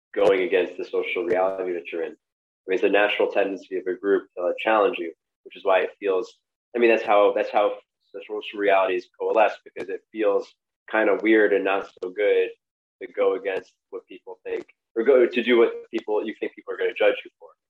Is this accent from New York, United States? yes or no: yes; New York City, New York, United States; I grew up in Brooklyn also